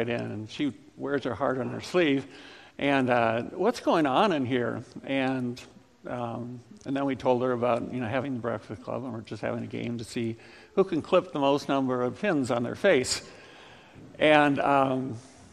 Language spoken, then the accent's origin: English; Ames, Iowa, United States; also born or lived in Lincoln, Nebraska; I grew up in Ames